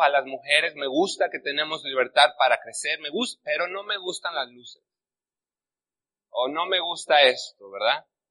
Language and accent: Spanish; Mexico; now in United States; yo me refiero a México como la tierra de los valientes. Eh, yo creo porque yo nací ahí